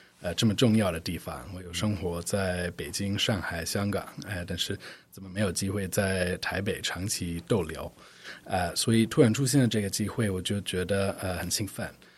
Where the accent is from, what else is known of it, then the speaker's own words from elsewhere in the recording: United States; Chinese is a second language; also born or lived in Shanghai / Hong Kong; now in Taipei, Taiwan; 我是美国人